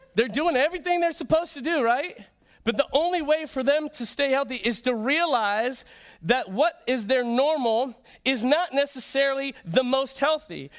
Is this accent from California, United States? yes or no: no; Florida, United States; moved away; I grew up in Florida